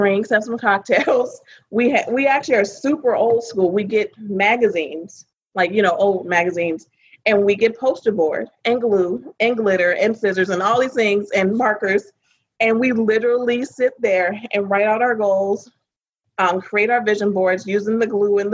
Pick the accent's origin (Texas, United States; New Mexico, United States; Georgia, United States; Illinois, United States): Illinois, United States; Chicago; moved away; I'm originally from Chicago, Illinois.